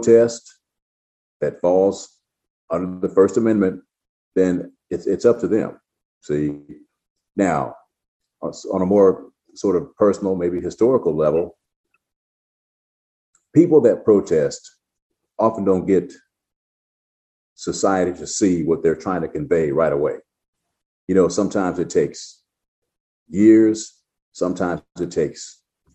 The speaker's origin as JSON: {"language": "English", "country": "United States", "said": "I'm American who happens to be Black"}